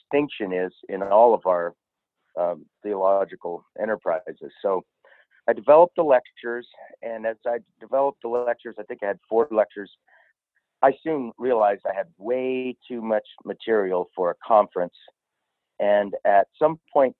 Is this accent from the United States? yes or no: yes; California, United States; also born or lived in Kentucky; Born and raised in California, lived in Kentucky for 5 years